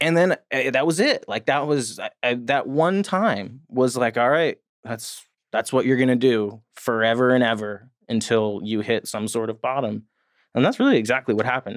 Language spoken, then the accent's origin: English; New Jersey, United States; I grew up in New Jersey.